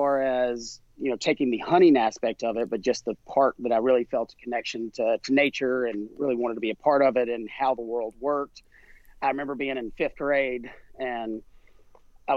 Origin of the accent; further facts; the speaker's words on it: South Carolina, United States; I grew up in South Carolina